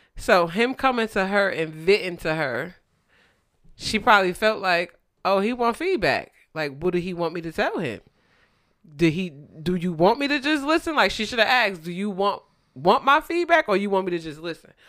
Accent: New Jersey, United States; moved away; I grew up in Jersey, and I'm so happy I grew up in Jersey

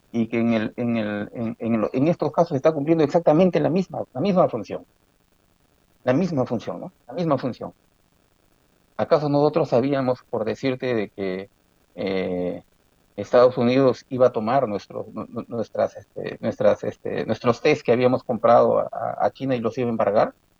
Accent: Chimbote, Ancash, Peru; moved away; also born or lived in Breña, Lima; Yo nací en Breña, aunque de corazón soy chimbotano y siempre seguiré chimbotano.

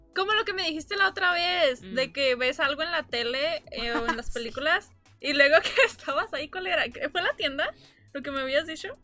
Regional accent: Mexico; also born or lived in El Paso, Texas, United States; now in New York, United States; nací en El Paso, pero crecí en México, pero tengo años viviendo aquí en Nueva York

